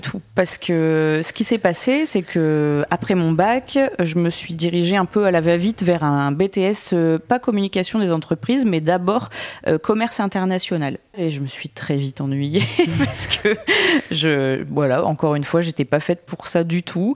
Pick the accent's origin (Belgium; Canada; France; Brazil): France; Boulogne; also born or lived in Lille; je suis née et j'ai grandi à Boulogne